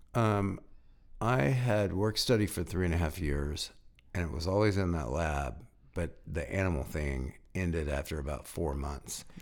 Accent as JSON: {"language": "English", "region": "small town in northeast Alabama", "country": "United States", "tie": "born or raised there", "also_born_or_lived": "Birmingham, Alabama", "moved": "as an adult", "lives_now": "Asheville, United States", "said": "I was from a small town in Alabama uh, on a farm, and I moved to Birmingham to go to school"}